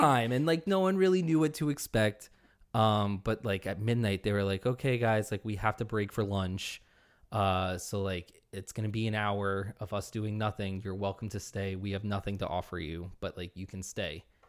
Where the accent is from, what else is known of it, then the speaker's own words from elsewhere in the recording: upstate New York, United States; I'm from upstate New York, very close to you